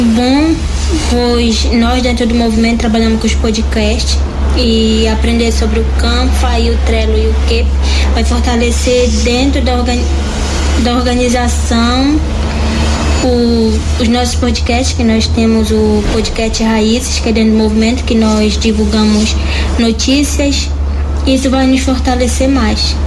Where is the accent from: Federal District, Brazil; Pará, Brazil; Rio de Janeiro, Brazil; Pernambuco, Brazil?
Pará, Brazil; Aninduba community, Arapixuna region, Lago Grande; sou da comunidade Anhenduba, região do Arapixuna, território Palago Grande